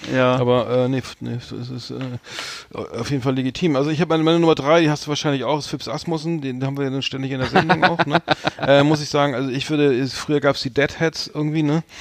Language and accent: German; Bremen, Germany; als Bremer